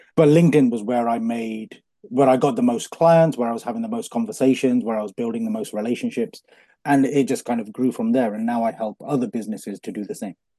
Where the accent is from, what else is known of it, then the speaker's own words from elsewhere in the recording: Coventry, West Midlands, United Kingdom; born in Coventry, born and bred in Coventry